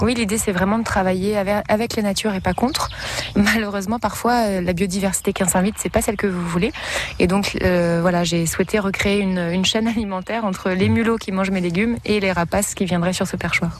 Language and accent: French; Champagne-Ardenne, Grand Est, France; moved away as an adult; also born or lived in Paris; now in Sarthe, France; je viens de Champagne-Ardenne et d'un milieu professionnel euh, juridique